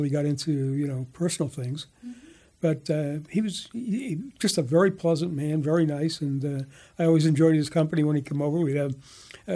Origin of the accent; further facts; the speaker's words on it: East Coast, United States; now in Bay Area, United States; I'm from the East Coast originally.